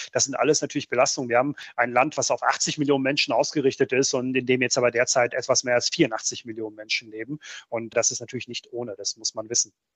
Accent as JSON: {"language": "German", "region": "North Rhine-Westphalia", "country": "Germany", "tie": "born or raised there", "also_born_or_lived": "Bosnia and Herzegovina", "second_language": "German", "said": "ich bin ja als Achtjähriger nach Deutschland gekommen"}